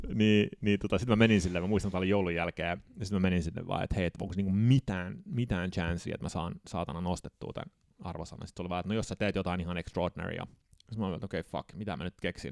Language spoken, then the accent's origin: Finnish; Södertälje, Stockholm County, Sweden; accent: Sweden Finnish; moved away as an adult; now in Finland; päädy sitten Södeteljeen ja siellä mä synnyin tota, 79. Ja suomalaisessa luokassa tietenkin olin